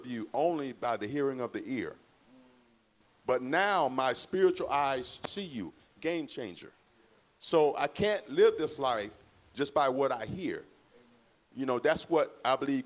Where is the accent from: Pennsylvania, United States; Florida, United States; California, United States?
Florida, United States; St. Petersburg; also born or lived in Louisville, Kentucky; raised in St. Petersburg, Florida